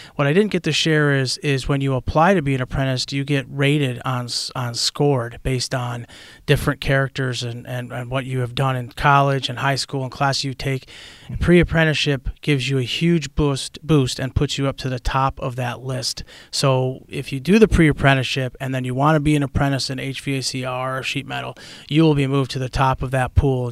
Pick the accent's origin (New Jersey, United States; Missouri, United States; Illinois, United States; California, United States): Illinois, United States; Chicago; moved away; I'm originally, uh, born and raised in Chicago, Illinois